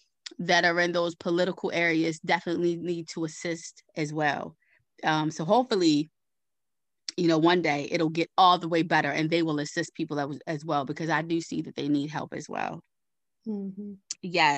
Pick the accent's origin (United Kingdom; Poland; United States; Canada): United States; Baltimore, Maryland; I grew up in Baltimore City, I actually grew up on the East Side